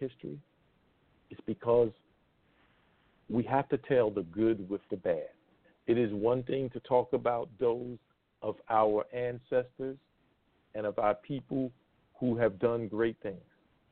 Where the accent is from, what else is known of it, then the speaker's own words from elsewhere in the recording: the Jim Crow South, United States; growing up in the Jim Crow South, because it's still a part of me